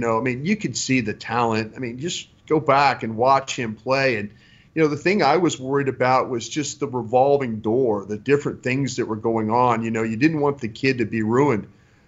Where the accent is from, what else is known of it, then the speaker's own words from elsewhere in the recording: Dallas, Texas, United States; I grew up in Dallas, Texas